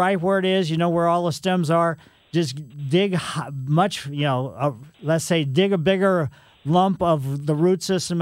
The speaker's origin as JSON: {"language": "English", "town": "Ellisville", "region": "Missouri", "country": "United States", "tie": "born or raised there", "said": "when I was a kid growing up in Ellisville"}